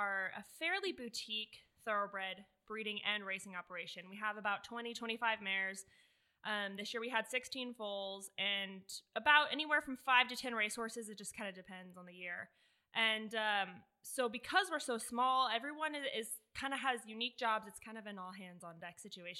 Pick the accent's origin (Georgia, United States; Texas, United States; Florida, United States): Florida, United States; Southwest; moved away as an adult; now in Lexington, United States; I'm originally from Southwest Florida.